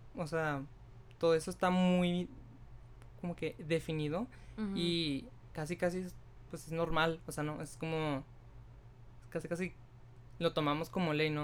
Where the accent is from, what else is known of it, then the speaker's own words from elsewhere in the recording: Mexico; como sociedad mexicana